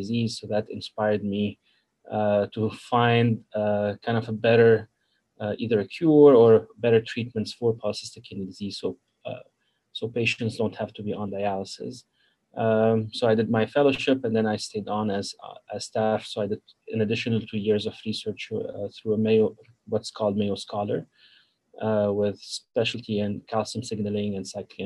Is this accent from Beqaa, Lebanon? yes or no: yes; Zahle, Beqaa, Lebanon; moved away as an adult; now in Rochester, United States; I'm from Lebanon, originally from Zahri. So I finished my high school.